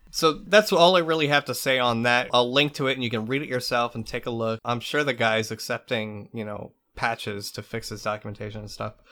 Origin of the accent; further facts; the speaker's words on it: United States